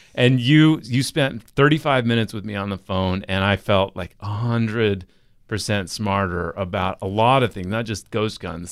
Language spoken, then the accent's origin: English; Utah, United States; we had a hundred education course in eighth grade in Utah